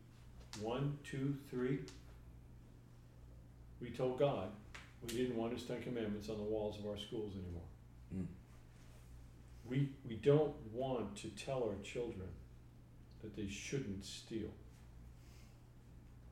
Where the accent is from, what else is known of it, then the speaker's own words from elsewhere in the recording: New York, United States; I'm from New York.